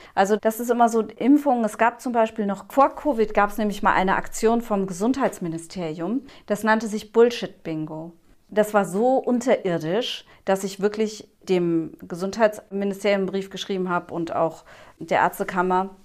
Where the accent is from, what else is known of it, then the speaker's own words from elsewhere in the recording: Germany; bei uns in Deutschland